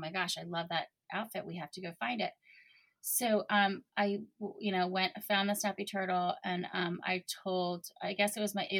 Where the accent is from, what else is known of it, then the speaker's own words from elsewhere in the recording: Maryland, United States; moved away as an adult; also born or lived in New York; I'm from Maryland